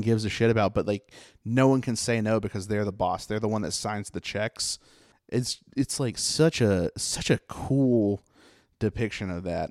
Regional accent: Mount Airy, United States; I come from Mount Airy

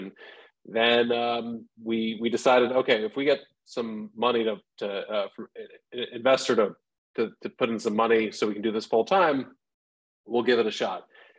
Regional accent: Bethesda, Maryland, United States; also born or lived in Santa Monica; now in Pittsburgh, United States; I was born in Bethesda, so right outside DC

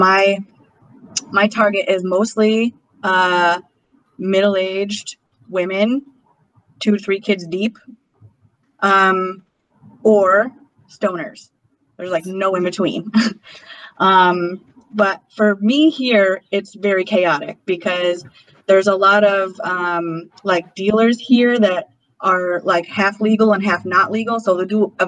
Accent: Western New York, United States; now in Brooklyn, United States; I'm from Western New York, so I'm just in this area in general

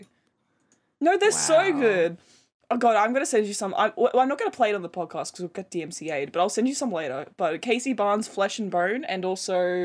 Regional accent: Brisbane, Queensland, Australia; born or raised there

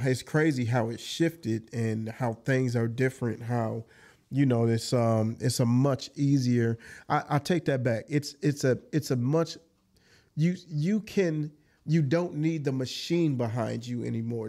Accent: Jackson, Michigan, United States; also born or lived in Georgia; young adult, young childhood all the way into adult years was spent on the south side of Jackson.

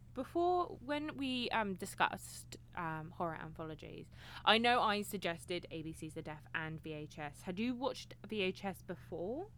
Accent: United Kingdom; I'm British

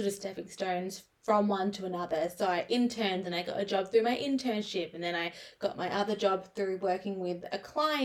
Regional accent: Adelaide, South Australia, Australia; We're from Adelaide. It's a city

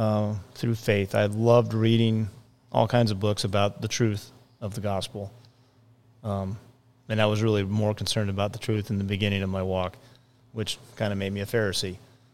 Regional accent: Minnesota, United States; born there; I was born in Minnesota, but not Partridge, Minnesota.

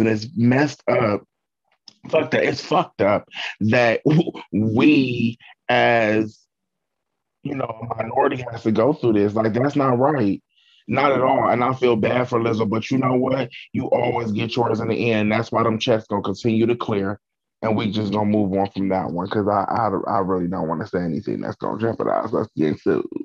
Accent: Cleveland, Ohio, United States; me and Laura actually we grew up together in Cleveland

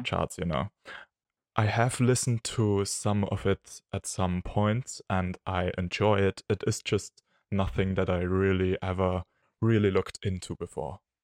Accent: Austria; from Austria

